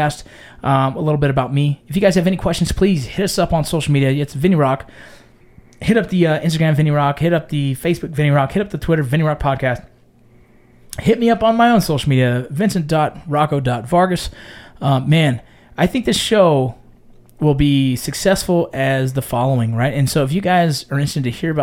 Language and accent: English; Los Angeles, California, United States; growing up in San Fernando Valley